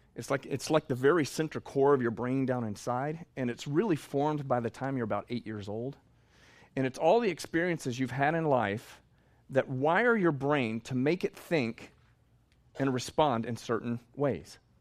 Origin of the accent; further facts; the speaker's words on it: Texas, United States; I'm from Texas